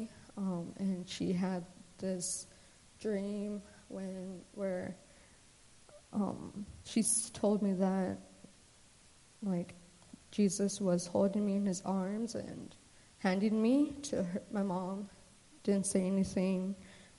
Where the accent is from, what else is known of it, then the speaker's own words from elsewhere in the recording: Anchorage, Alaska, United States; also born or lived in Emmonak, Alaska; I grew up in Anchorage. I was born and raised there with my mom and my older brother, Justin